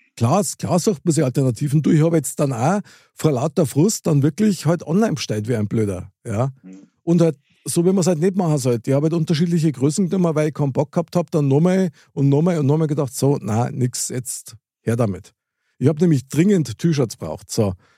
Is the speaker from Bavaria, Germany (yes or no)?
yes; Munich, Bavaria, Germany; ich als Münchner Kindl